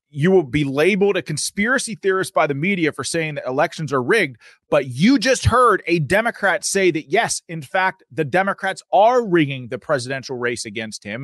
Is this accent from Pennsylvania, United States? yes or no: yes; Pennsylvania, United States; I'm from Pennsylvania